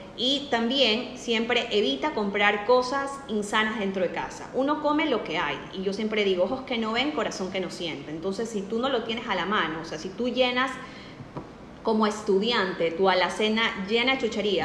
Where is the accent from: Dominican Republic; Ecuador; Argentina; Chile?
Ecuador; also born or lived in Spain; yo soy de Ecuador